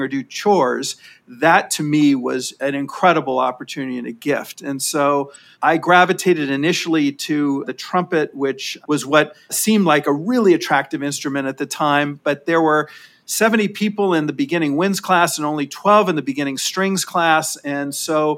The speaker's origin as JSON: {"language": "English", "town": "Los Angeles", "region": "California", "country": "United States", "tie": "born or raised there", "said": "I grew up in Sherman Oaks, California, which is a suburb of Los Angeles in the San Fernando Valley"}